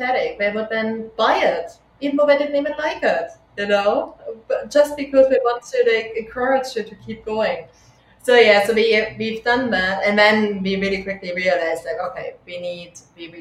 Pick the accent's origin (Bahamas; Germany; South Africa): Germany; now in United Kingdom; I'm from Germany